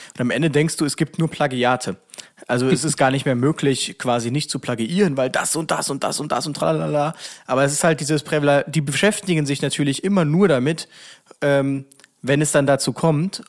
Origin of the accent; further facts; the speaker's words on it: Germany; ich bin ja nicht dahingegangen so als Deutscher